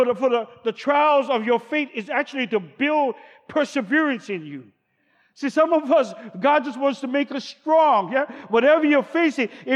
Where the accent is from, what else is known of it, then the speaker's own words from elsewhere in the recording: Honolulu, Hawaii, United States; I grew up in Kalihi